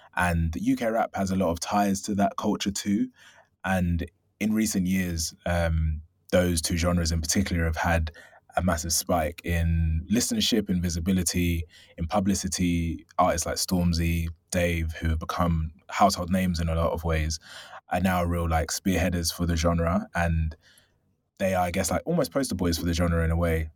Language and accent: English; London, United Kingdom; I'm originally from South London